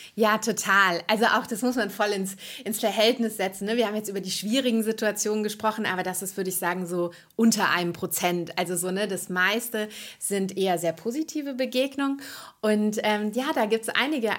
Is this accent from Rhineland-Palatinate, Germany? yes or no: no; near Frankfurt am Main, Hesse, Germany; moved away as an adult; now in Berlin, Germany; Ich komme ursprünglich, ähm, aus der Nähe von Frankfurt am Main und habe viele Jahre in Frankfurt gelebt